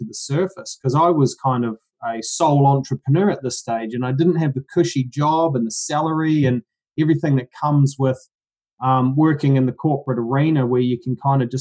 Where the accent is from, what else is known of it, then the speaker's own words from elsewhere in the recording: New Zealand; now in Brisbane, Australia; I'm actually from New Zealand. So I grew up country New Zealand, good upbringing